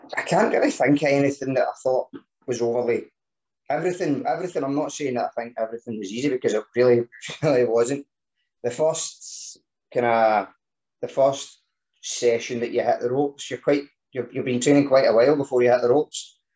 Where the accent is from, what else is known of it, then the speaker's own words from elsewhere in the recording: Scotland, United Kingdom; being Scottish